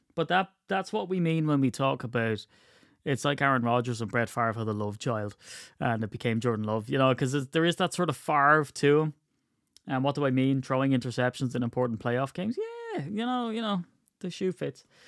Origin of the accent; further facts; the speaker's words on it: Ireland; I'm Irish